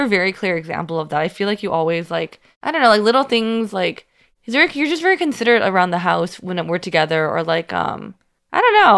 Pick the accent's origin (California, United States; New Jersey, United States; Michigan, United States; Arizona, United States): California, United States; Union City; moved away; I'm from Union City.